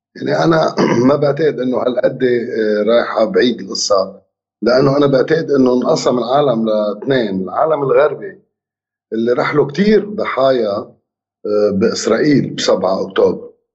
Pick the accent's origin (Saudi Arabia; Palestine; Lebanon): Lebanon; نحن بلبنان